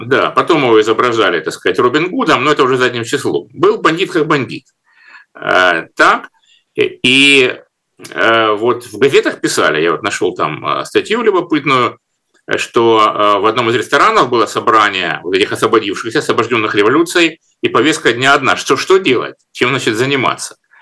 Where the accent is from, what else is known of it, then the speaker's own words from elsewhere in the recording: Rostov-on-Don, Rostov Oblast, Russia; Ростов-Папа, мой родной город